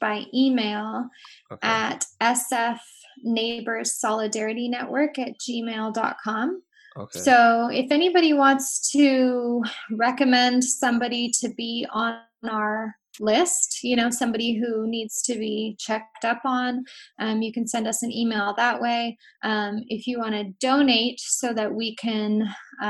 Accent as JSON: {"language": "English", "town": "San Francisco", "region": "California", "country": "United States", "tie": "born or raised there", "said": "I grew up in San Francisco, so I have a lot of ties to my neighborhood on the west side"}